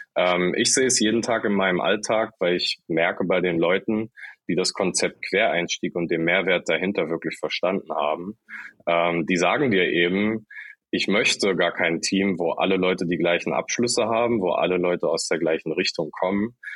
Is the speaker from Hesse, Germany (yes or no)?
no; Saxony-Anhalt, Germany; now in Hamburg, Germany; kein gebürtiger, sondern zugezogener Hamburger, komme aus Sachsen-Anhalt, aus dem Dörflichen ganz ursprünglich